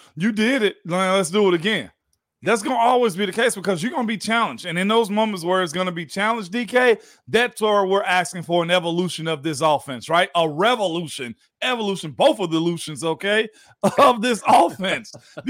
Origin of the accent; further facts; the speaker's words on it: Georgia, United States; Heck, well, I'm from Georgia. That's what we do.